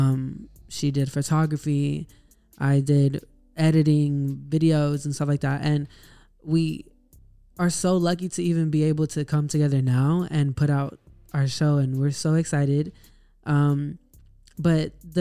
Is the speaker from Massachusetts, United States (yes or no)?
no; Texas, United States; I am from Texas.